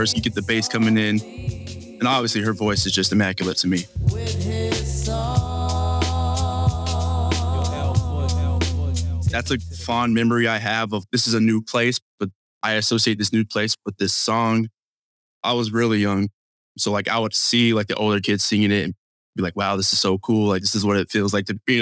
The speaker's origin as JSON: {"language": "English", "town": "Tucson", "region": "Arizona", "country": "United States", "tie": "born or raised there", "also_born_or_lived": "California", "said": "I'm from California, born in California, moved to Tucson, Arizona, where I was raised."}